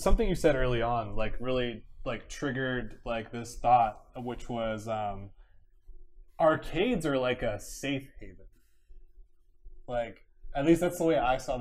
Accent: Orange County, California, United States; I grew up in Orange County, so my home machine was Lake Forest Nickel Nickel

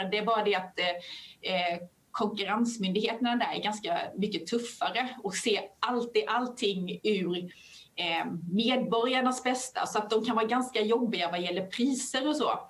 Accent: Skåne, Sweden; accent: Skånska; Men det, vi sitter ju i Skåne, så det kanske är Eolos vind. Förlåt min skånska för den som lyssnar.

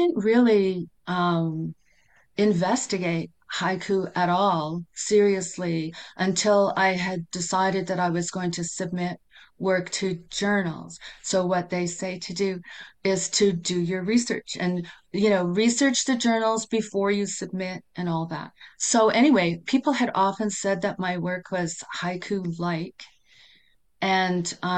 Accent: Vancouver, British Columbia, Canada; moved away as an adult; now in Yukon, Canada; I grew up in Vancouver, moved to the Yukon in 1991

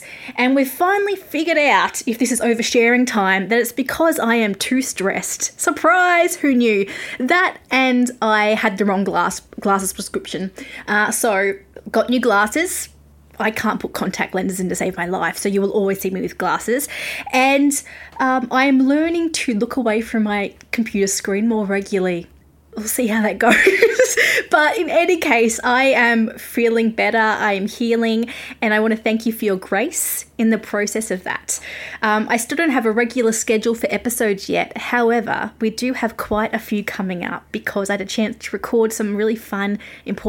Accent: Australia; accent: Australian; I'm Australian

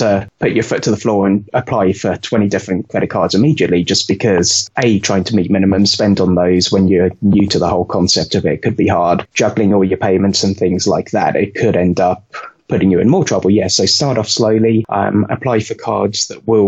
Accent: United Kingdom; moved away as an adult; now in United States; As you could probably tell from my accent, I grew up in the UK and I moved over here in 2009.

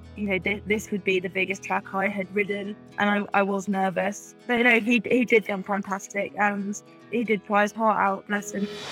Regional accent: England, United Kingdom; also born or lived in Australia; all of my family are English, uh, so we came back over here mainly for that reason.

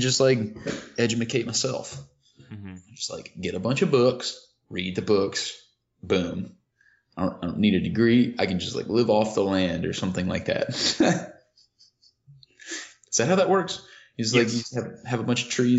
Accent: Kentucky, United States; I grew up in Kentucky

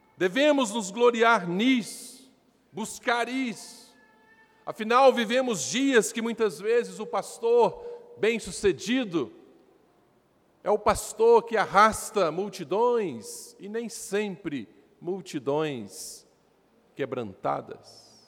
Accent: Rio Paranaíba, Minas Gerais, Brazil; Éramos na região do Alto Paranaíba, de onde sou, região de Patos de Minas, Rio Paranaíba, onde nasci

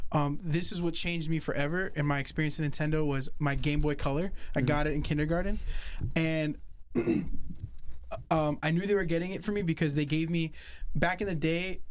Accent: North Carolina, United States; growing up in North Carolina

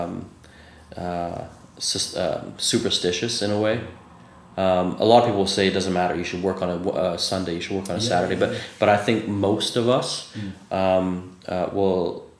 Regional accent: Canada; I'm Canadian

